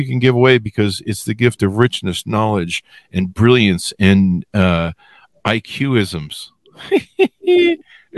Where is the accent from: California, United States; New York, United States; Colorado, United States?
California, United States; La Crescenta; I grew up in La Crescenta near Glendale